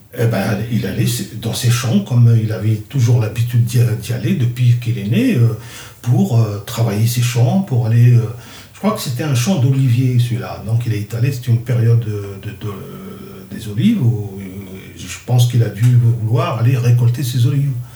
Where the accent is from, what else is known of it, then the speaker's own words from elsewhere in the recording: Kabylie, Algeria; first language Kabyle; French is a second language; moved away; ma première langue, c'est ma langue maternelle, le kabyle. Et j'ai appris le français en deuxième langue.